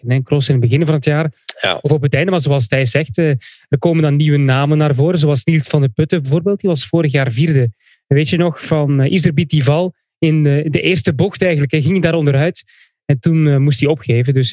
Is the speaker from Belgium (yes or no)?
yes; Flanders, Belgium; dat ken ik niet als Vlaming.